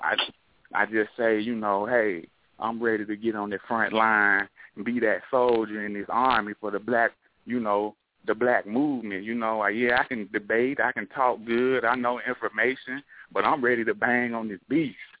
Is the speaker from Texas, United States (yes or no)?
no; Memphis, Tennessee, United States; I'm from Memphis